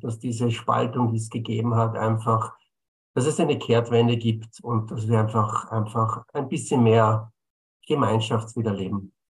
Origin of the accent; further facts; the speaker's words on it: Bolzano, Trentino-Alto Adige, Italy; moved away as an adult; now in Vienna, Austria; Ich bin gebürtiger Bozener.